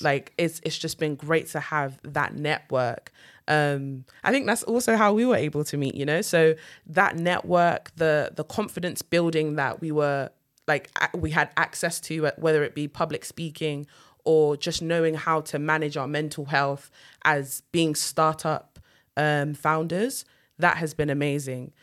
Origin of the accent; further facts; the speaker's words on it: United Kingdom; I'm British Nigerian